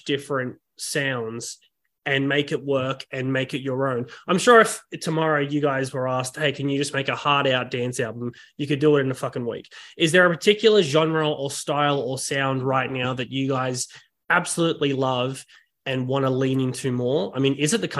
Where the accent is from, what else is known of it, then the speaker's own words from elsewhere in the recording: Australia; accent: Australian; my Australian accent